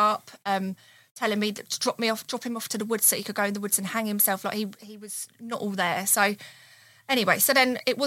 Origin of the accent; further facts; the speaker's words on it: Hastings, South East England, United Kingdom; I'm from Hastings. I've always lived in Hastings and still live there now.